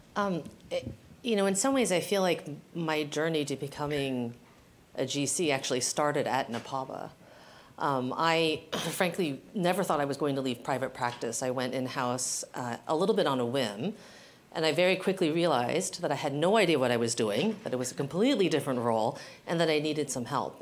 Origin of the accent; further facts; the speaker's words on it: San Francisco, California, United States; also born or lived in Guam; I consider San Francisco my hometown, uh, but my family was actually living in Guam when I was born. We spent my very young years there. Moved to San Francisco